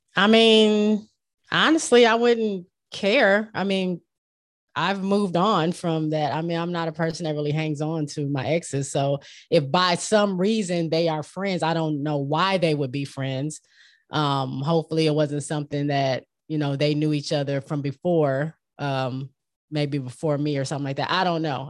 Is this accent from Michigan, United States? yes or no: yes; Michigan, United States; moved away as an adult; I grew up in Michigan, right off the lake, Lake Michigan.